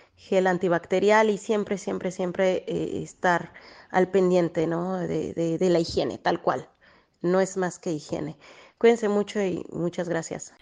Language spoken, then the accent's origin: Spanish; Mexico; now in Italy; como mexicanos